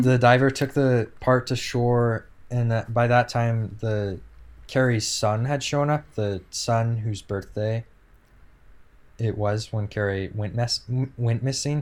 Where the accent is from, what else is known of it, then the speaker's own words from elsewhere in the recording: West Coast, United States; growing up on the West Coast